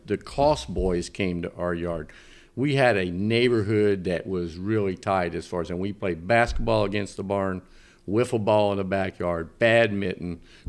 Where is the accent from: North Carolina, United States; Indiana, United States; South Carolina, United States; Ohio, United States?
Indiana, United States; Mount Vernon; born or raised there; moved away as an adult